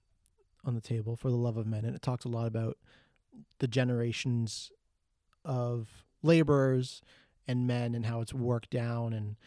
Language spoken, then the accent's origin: English; Toronto, Ontario, Canada; Like we're from Toronto, so it's not really a manufacturing city anymore.